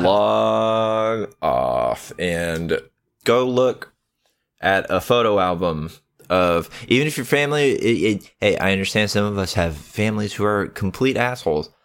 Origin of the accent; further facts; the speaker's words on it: the American South, United States; I am from the American South